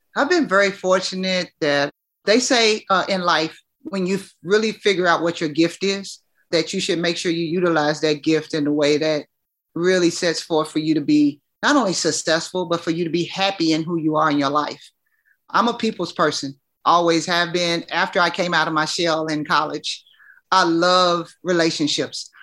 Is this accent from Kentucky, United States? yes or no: yes; Louisville, Kentucky, United States; I'm from Kentucky